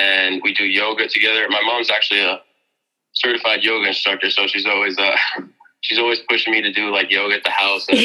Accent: Mamaroneck, New York, United States; my hometown, Amerenek, New York

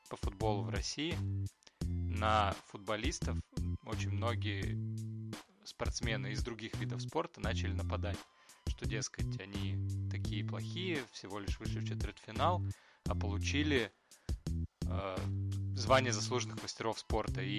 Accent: Crimea, Ukraine; я сама дочь офицера, крымчанка, здесь все не так однозначно.

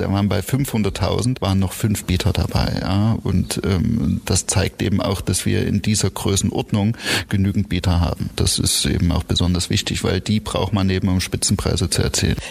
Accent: Oschatz, Saxony, Germany; also born or lived in Ireland; now in Baden-Baden, Germany; Ich bin in Oschatz geboren

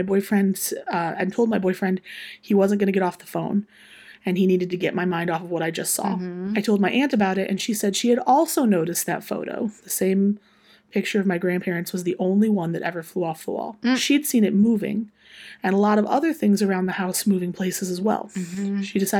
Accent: South Carolina, United States; born there; I was born in South Carolina. My parents were in the Navy when I was born. We moved back up here into my grandparents' house when I was about 5 or 6 months old.

